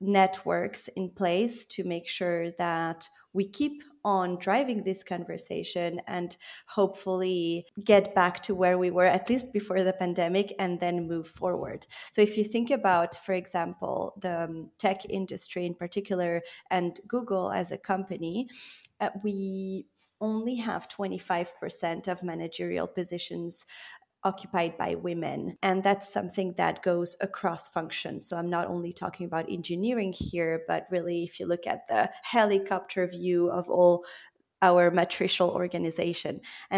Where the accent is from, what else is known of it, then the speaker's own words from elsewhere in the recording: Belgium; also born or lived in Switzerland / France / Italy; now in United Kingdom; So I was born in Geneva to Argentine parents who have Italian roots. I was therefore raised in a multicultural environment. I then grew up in Belgium, studied in France and Italy, and worked in Latin America.